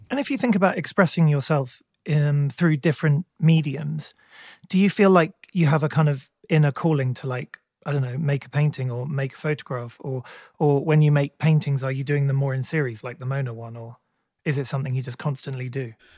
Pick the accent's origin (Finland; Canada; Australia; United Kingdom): United Kingdom; England; as an English person, you know, we, we didn't grow up with barns